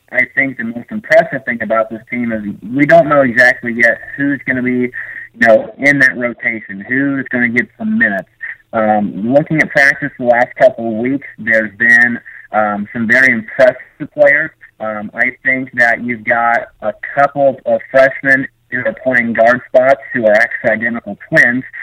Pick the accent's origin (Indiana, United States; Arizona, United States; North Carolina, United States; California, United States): Indiana, United States; Brazil; Northern Kentucky, I think, is about an hour away um, from my hometown in Brazil, so it'd be kind of be cool to go back home a little bit.